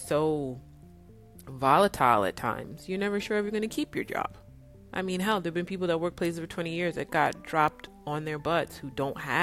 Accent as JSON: {"language": "English", "region": "New York", "country": "United States", "tie": "born or raised there", "also_born_or_lived": "California", "moved": "yes", "lives_now": "Dallas, United States", "said": "I grew up in New York"}